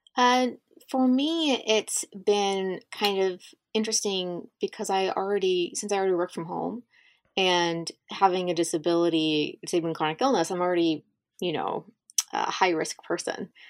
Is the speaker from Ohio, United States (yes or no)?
yes; Southern Ohio, United States; moved away as an adult; also born or lived in Kentucky / Virginia / the South; growing up in a small place